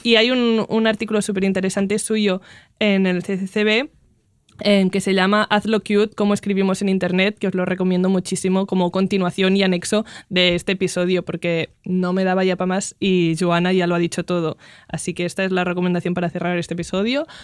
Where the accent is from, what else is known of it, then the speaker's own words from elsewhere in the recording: Catalonia, Spain; first language Catalan; Spanish is a second language; hablo catalán, es mi lengua materna, hablo catalán